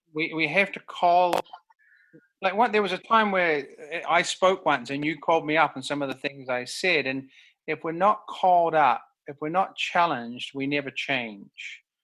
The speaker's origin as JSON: {"language": "English", "country": "New Zealand", "moved": "yes", "lives_now": "Vancouver, Canada", "said": "I'm from New Zealand, so I my mm-hmm. culture is actually a little bit different to suburban mm-hmm. Vancouver mm-hmm. culture"}